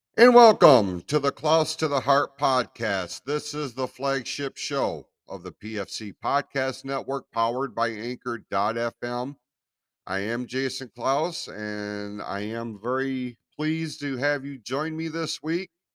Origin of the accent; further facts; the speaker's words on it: United States; as American citizens